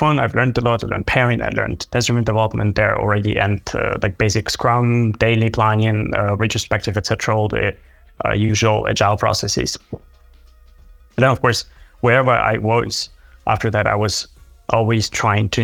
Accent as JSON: {"language": "English", "country": "Ukraine", "moved": "yes", "said": "I'm originally from Ukraine"}